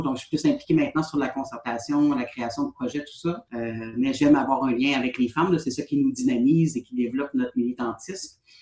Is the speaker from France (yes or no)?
no; Côte-Nord, Quebec, Canada; also born or lived in Sherbrooke; moi, j'ai quitté ma belle région de la Côte-Nord pour aller étudier à Sherbrooke en travail social suite à ma formation, je suis revenue chez moi